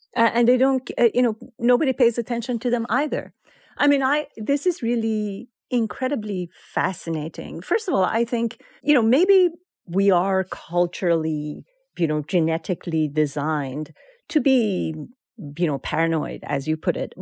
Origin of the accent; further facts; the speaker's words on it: Iran; now in United States; we are Iranian Americans